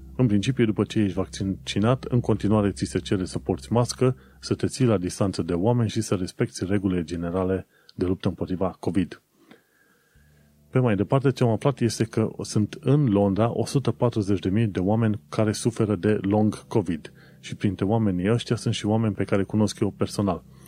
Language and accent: Romanian; Romania; now in United Kingdom